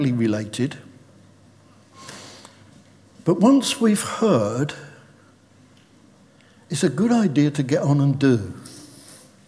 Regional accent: United Kingdom; We're British

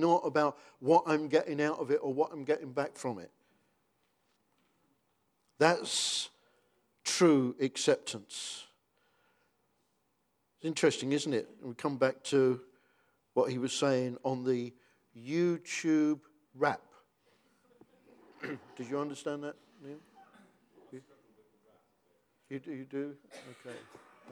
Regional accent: United Kingdom; because we're British

